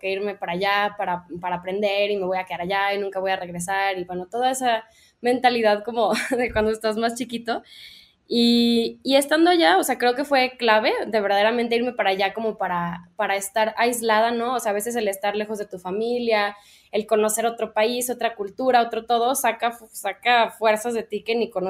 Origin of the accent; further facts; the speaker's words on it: Guadalajara, Jalisco, Mexico; moved away as an adult; also born or lived in London; soy una diseñadora mexicana, soy de aquí de Guadalajara Em, hice mi carrera en Londres, estuve seis años allá